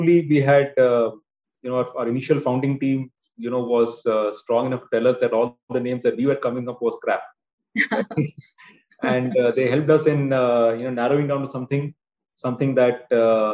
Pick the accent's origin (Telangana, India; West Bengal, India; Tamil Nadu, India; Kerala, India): West Bengal, India; Durgapur; moved away; also born or lived in Chennai; I grew up in a city called Durgapur. Okay. This is slightly north of Calcutta.